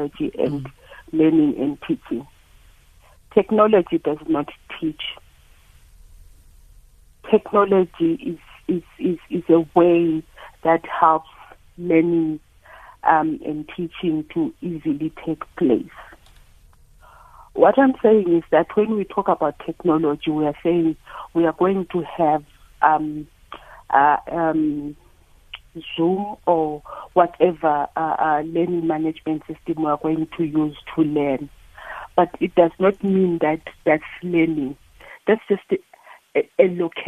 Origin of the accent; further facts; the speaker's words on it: South Africa; as a South African society